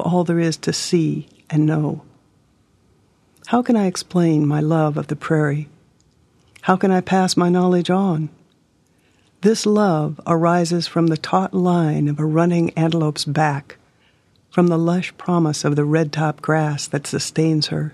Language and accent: English; Hermosa, South Dakota, United States; I'm from Hermosa, South Dakota. Home to me is the prairie.